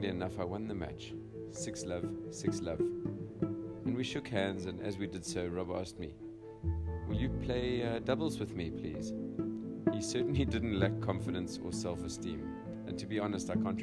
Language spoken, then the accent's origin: English; Cape Town, Western Cape, South Africa; Growing up in Cape Town, South Africa, I was fortunate enough to have a family membership at Bergvliet Tennis Club